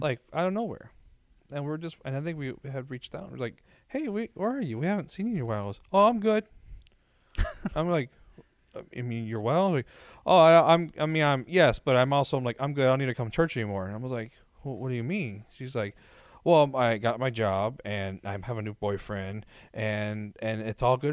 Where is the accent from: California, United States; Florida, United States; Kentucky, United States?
Florida, United States; Miami; moved away as an adult; now in Orlando, United States; born and raised in Miami